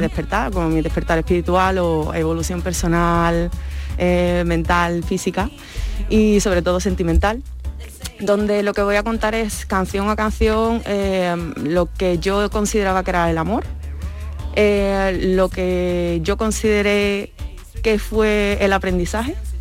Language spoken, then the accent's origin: Spanish; Seville, Andalusia, Spain; nosotros somos sevillanos